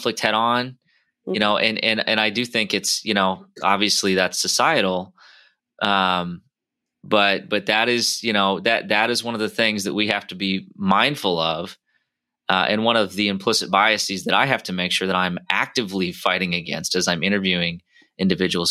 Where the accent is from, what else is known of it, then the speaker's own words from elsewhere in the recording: Iowa, United States; we come from the Midwest, you know, we have a saying called Iowa nice